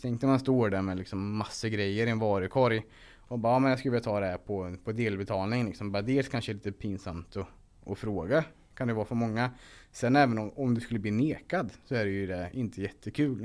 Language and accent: Swedish; Linköping, Östergötland, Sweden; Från början så bodde mina föräldrar och jag i en husvagn på parkeringen utanför ÖB i, vid, Linköping.